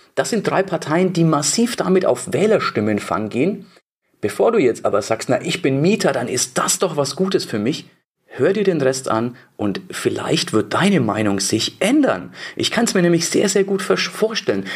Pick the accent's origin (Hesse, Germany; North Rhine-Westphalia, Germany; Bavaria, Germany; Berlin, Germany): Bavaria, Germany; bei uns in Bayern